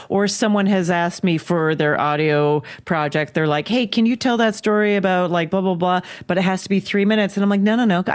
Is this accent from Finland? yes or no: no; Calgary, Alberta, Canada; I grew up in Calgary, Alberta, Canada